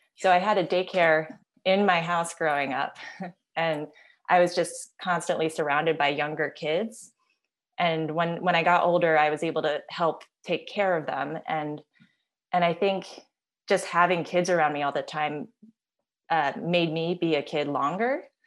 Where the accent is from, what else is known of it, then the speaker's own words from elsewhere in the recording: Silver Spring, Maryland, United States; now in Los Angeles, United States; Now I'm in Los Angeles, and dad is still in the same house where I grew up in Silver Spring, Maryland